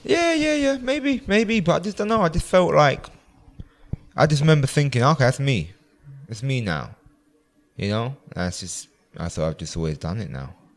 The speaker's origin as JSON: {"language": "English", "region": "London", "country": "United Kingdom", "tie": "born or raised there", "said": "I grew up in London"}